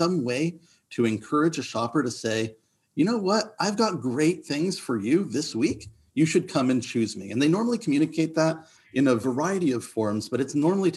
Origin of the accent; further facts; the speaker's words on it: Montreal, Quebec, Canada; moved away; also born or lived in Toronto; I'm Canadian, born and bred, grew up in Montreal, and then moved to Toronto in the mid-90s